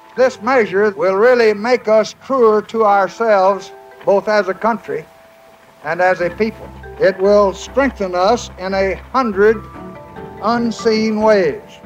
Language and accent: English; Texas, United States; I'm a Texan